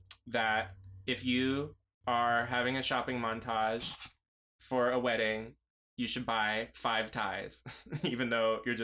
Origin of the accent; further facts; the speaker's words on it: Seattle, Washington, United States; growing up in Seattle